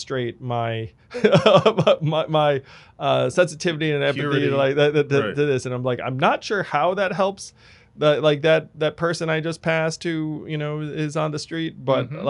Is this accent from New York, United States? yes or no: yes; New York suburbs, United States; for me to go from those suburbs to the city